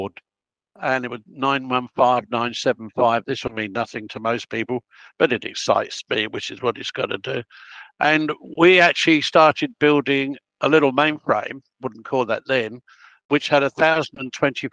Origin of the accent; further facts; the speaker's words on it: Melbourne, Victoria, Australia; I can't say I'm Italian because I was born in Melbourne